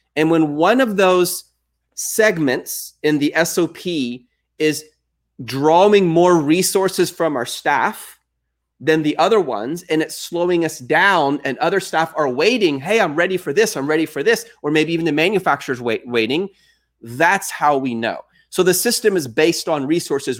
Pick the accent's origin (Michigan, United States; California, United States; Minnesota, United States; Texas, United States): Texas, United States; I am from Texas.